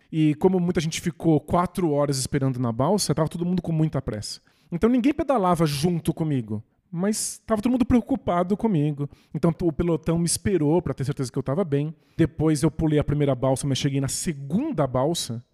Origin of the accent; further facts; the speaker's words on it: São Bernardo do Campo, São Paulo, Brazil; São Bernardo, cidade onde eu nasci